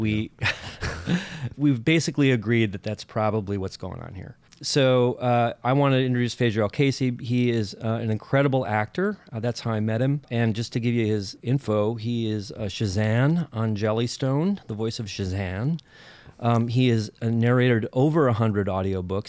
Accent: Minnesota, United States; I'm from Minnesota

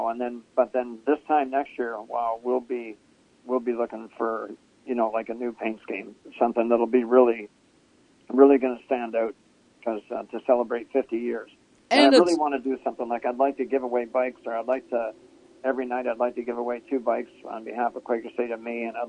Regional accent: Ontario, Canada; moved away; But when I came here from Ontario, we would run twin 35 late model features.

